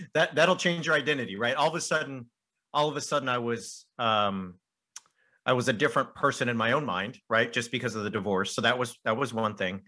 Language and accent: English; Southern California, United States; moved away as an adult; also born or lived in United Kingdom / France; I grew up in Southern California, and then I went to Azusa Pacific University, which is only half an hour from where I grew up.